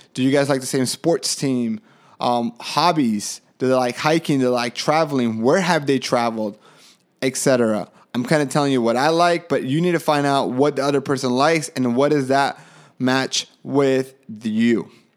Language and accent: English; Colombia; moved away; I was from Colombia